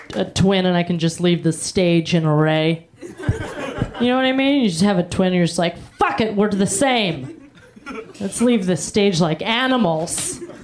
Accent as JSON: {"language": "English", "region": "Florida", "country": "United States", "said": "I'm from Florida too."}